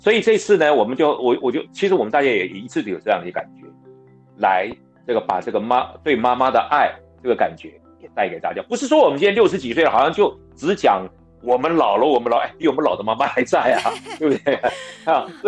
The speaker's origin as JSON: {"language": "Chinese", "region": "Pingtung County", "country": "Taiwan", "tie": "born or raised there", "accent": "southern Taiwanese Hokkien", "moved": "yes", "said": "因为我的我的家乡是屏东，是对。"}